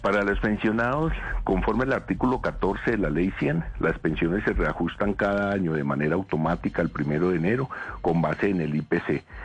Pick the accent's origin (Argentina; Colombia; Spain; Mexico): Colombia; como colombiano, como demócrata